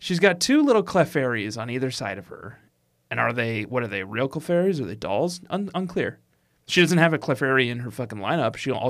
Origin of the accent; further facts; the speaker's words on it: Colorado, United States; I'm from Colorado.